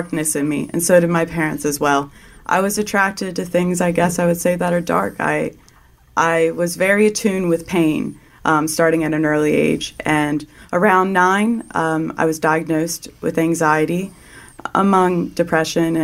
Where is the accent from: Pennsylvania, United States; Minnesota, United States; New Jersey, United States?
Pennsylvania, United States; Lancaster; I am from Lancaster, Pennsylvania